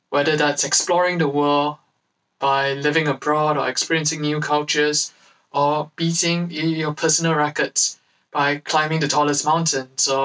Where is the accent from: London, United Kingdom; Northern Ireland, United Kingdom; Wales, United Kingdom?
London, United Kingdom; I'm from Acts London